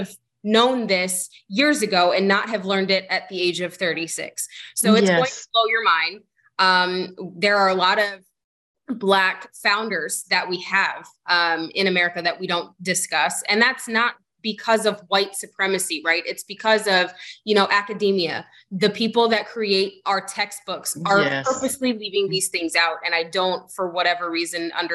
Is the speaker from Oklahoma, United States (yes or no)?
yes; Lawton, Oklahoma, United States; moved away; growing up, I lived in Lawton, Oklahoma, which is a very small rural town